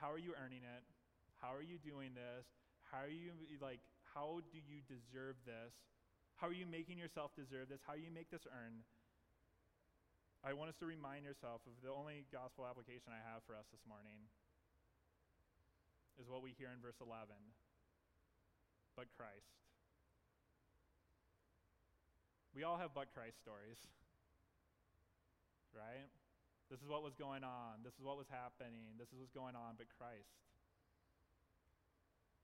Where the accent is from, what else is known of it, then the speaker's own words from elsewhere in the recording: the South, United States; I'm from the South